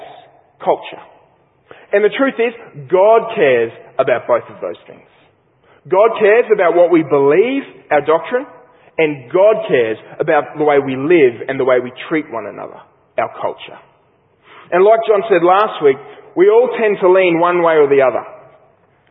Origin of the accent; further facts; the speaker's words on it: Australia; an Australian sports lover